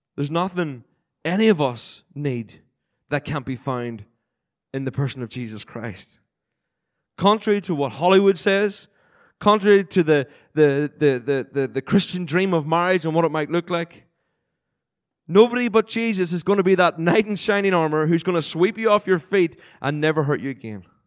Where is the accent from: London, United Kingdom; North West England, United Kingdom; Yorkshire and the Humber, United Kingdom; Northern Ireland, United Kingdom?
Northern Ireland, United Kingdom; Cookstown; moved away; Cookstown, which I'm sure a lot of you pe-, wouldn't have heard before, but it's the place where I grew up when I was born in Northern Ireland.